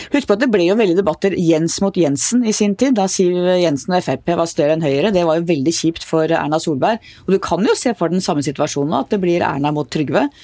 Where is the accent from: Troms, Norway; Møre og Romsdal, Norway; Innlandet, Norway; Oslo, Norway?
Oslo, Norway; Jeg vokste opp i Oslo.